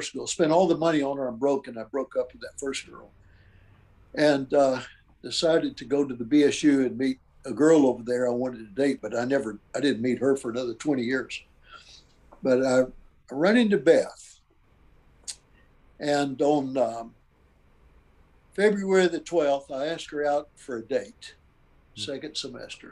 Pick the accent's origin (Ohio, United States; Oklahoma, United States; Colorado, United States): Oklahoma, United States; Ada; also born or lived in Calvin, Oklahoma; East Central there in Ada, Oklahoma, which was my hometown where I was born